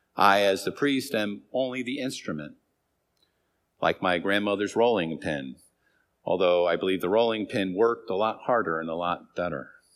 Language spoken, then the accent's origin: English; Hartford, Connecticut, United States; In my first seven years of life, I grew up in Hartford in a three-family house